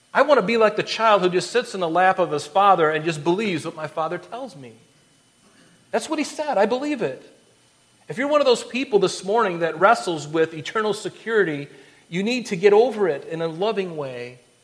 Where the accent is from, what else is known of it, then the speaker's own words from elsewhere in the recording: Florida, United States; I grew up in Florida